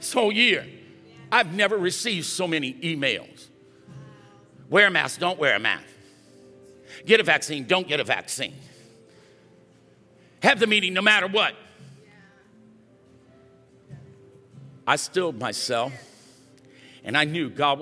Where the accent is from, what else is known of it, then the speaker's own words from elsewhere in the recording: Louisiana, United States; we're both from Louisiana